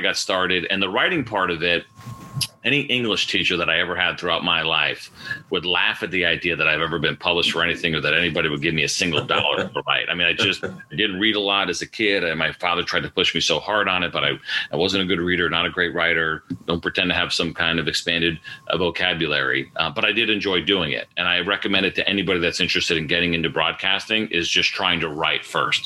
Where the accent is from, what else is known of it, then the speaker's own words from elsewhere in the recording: suburbs of New York City, United States; I grew up in the Northeast in the suburbs of New York City